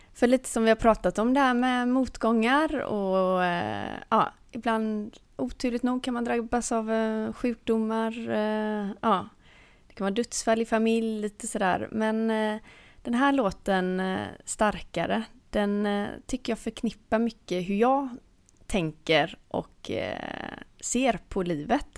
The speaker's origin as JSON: {"language": "Swedish", "country": "Sweden", "said": "som svensk"}